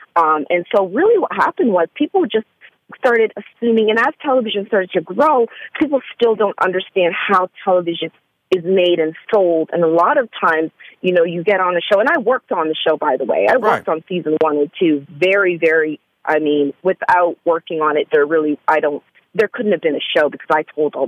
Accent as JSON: {"language": "English", "town": "Hamilton", "region": "Ontario", "country": "Canada", "tie": "born or raised there", "said": "I grew up right outside of Toronto, and then I moved to Toronto in my 20s. So I pretty much say Toronto because most people don't know Hamilton, Ontario, which is a really small city right by Buffalo, across from the Buffalo"}